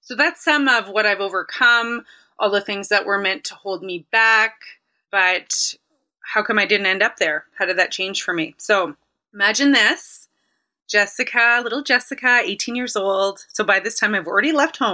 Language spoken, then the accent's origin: English; Winnipeg, Manitoba, Canada; I am from Winnipeg. I've only lived in Winnipeg.